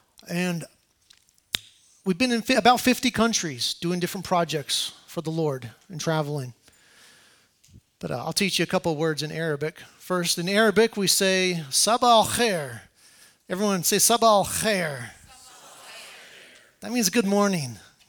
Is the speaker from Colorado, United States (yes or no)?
yes; Colorado, United States; moved away as an adult; now in Iraq; I'm originally from Colorado.